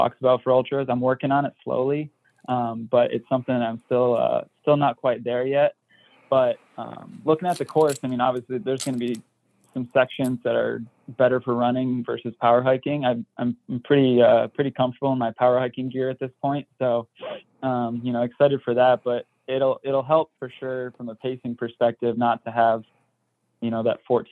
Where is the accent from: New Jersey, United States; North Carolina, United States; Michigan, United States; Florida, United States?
Michigan, United States; I'm from Michigan and I played high school soccer in the snow